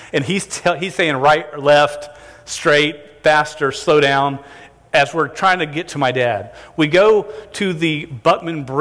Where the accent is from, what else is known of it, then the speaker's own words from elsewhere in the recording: St. Johns River, Florida, United States; I grew up on the St. John's River.